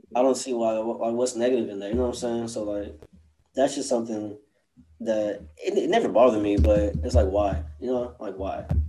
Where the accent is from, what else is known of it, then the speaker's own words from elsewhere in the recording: College Station, Texas, United States; growing up in College Station